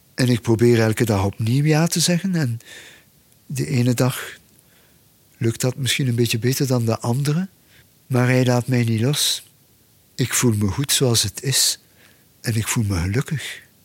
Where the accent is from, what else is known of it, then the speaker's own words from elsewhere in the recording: Belgium; bij ons in de Ardennen